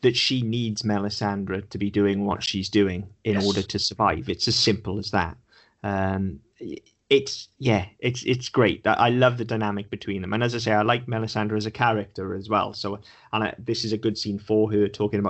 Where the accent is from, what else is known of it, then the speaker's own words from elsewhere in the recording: Wales, United Kingdom; I'm Welsh, not English.